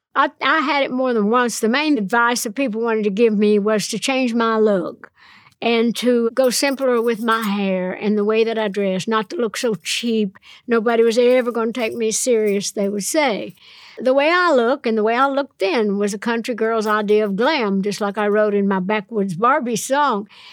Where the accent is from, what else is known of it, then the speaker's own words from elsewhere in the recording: Nashville, Tennessee, United States; I'm from Nashville